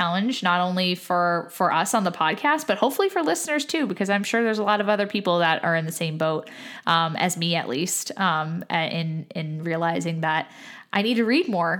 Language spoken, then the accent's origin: English; United States; someone who is an American